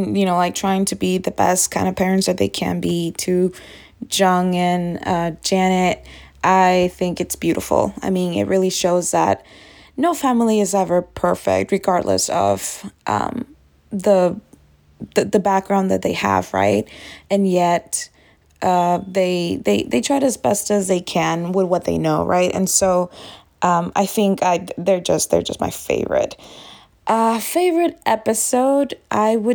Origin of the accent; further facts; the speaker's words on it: Texas, United States; I'm from Texas.